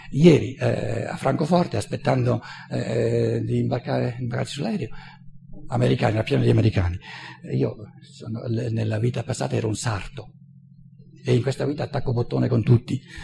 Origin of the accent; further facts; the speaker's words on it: Italy; moved away as an adult; also born or lived in United States; io sono nato e cresciuto in Italia